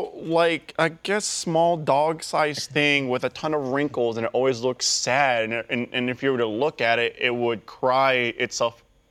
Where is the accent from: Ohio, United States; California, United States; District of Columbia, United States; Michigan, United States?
California, United States; San Francisco; moved away; my hometown, San Francisco.